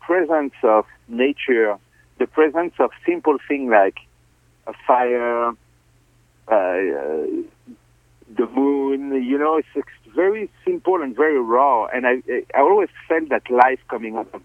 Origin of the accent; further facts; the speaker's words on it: Fontainebleau, Île-de-France, France; English is a second language; moved away as an adult; also born or lived in Paris; I'm from Fontainebleau